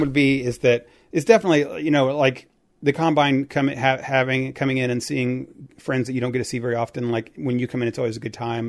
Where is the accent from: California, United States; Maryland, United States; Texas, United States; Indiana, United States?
Indiana, United States; I grew up in Indiana